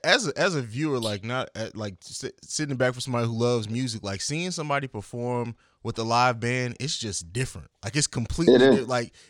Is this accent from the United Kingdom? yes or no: no; Germany; also born or lived in Italy / St. Louis; now in Columbus, United States; I grew up in Germany, lived in Italy, moved to St. Louis, and then I came here.